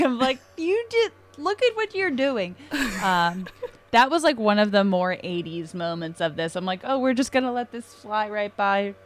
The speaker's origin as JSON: {"language": "English", "region": "New England", "country": "United States", "tie": "born or raised there", "said": "I grew up in New England"}